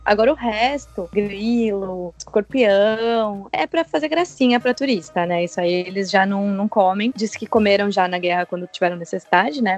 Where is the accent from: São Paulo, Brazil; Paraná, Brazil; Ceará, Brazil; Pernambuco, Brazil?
São Paulo, Brazil; moved away as an adult; also born or lived in London; now in China; Eu sou de São Paulo